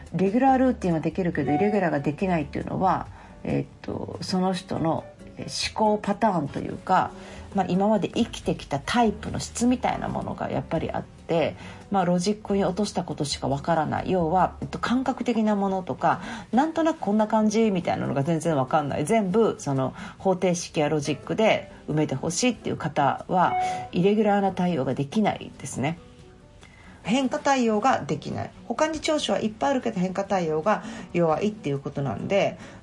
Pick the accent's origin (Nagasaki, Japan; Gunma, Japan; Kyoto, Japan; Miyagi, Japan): Kyoto, Japan; 私は京都生まれの京都育ち